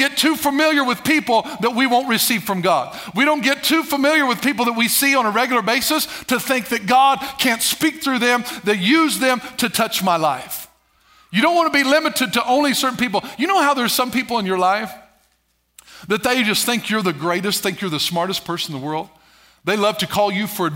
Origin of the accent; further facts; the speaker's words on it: Albion, Illinois, United States; Ellery, Albion, Illinois, that area. That's my hometown, it's my region